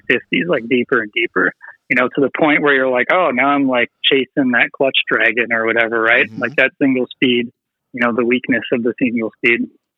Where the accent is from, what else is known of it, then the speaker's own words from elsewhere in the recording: Wisconsin, United States; moved away as an adult; now in St. Paul, United States; I grew up in Wisconsin for the most part